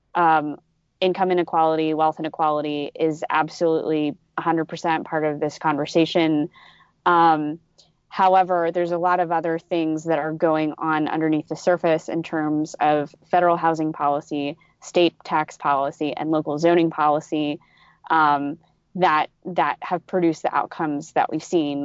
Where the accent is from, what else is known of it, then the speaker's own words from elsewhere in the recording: California, United States; as a Californian